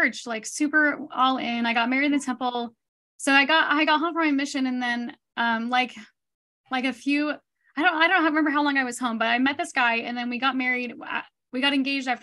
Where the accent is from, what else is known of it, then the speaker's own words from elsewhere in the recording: Texas, United States; also born or lived in Idaho; now in Missouri, United States; So I was born in Texas. And my parents had 8 kids